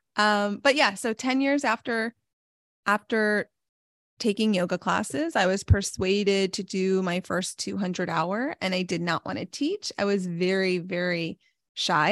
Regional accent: New York, United States; also born or lived in Pittsburgh; I'm from New York

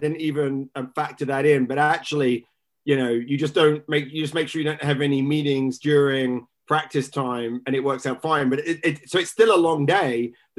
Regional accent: just outside Cambridge, East of England, United Kingdom; I grew up just outside Cambridge.

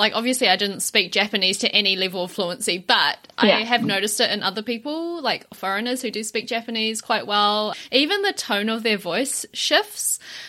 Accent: New Zealand; I grew up in New Zealand from such a young age, even when I speak Mandarin, it's very kind of westernized. Even like people tell me that I speak with an accent

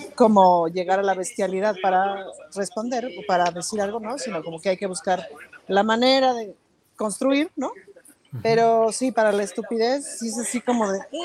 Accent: Mexico; soy mexicana

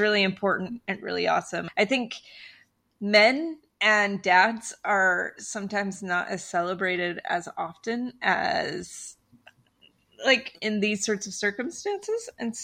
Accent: Riverton, Utah, United States; I grew up in Riverton. I went to Riverton High

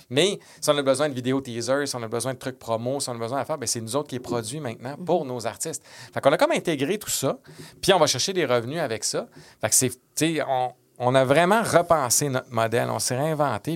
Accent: Quebec City, Quebec, Canada; j'étais de Québec

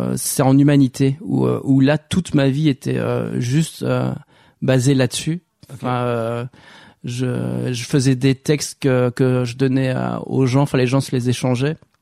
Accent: Walloon Brabant, Wallonia, Belgium; also born or lived in Roubaix, France; j'ai passé toute ma mon enfance en Belgique dans le dans le Brabant wallon

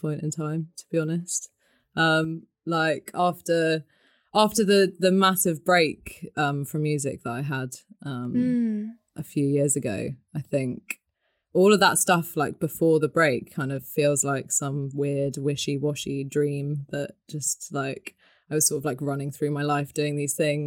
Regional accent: Devon, South West England, United Kingdom; I grew up in Devon

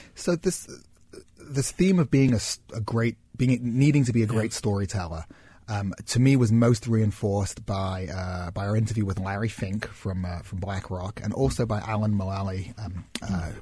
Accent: Manchester, North West England, United Kingdom; where I grew up in Manchester

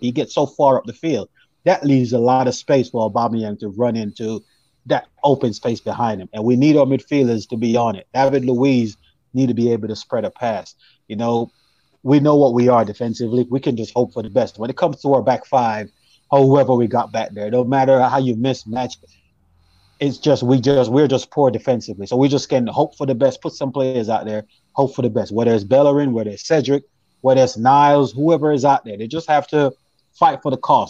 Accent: Jamaica; now in United States; I'm actually from Jamaica, but I, I live in the states

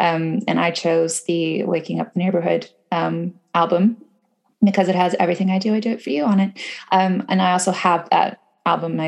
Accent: Canada; I am Canadian.

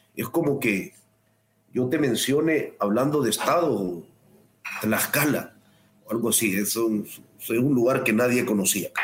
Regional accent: El Salvador; yo soy un salvadoreño eh, criado en la posguerra

